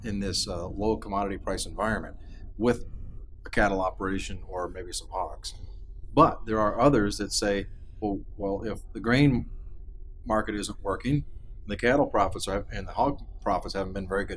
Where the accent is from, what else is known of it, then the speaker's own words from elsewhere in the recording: Iowa, United States; I grew up in Iowa myself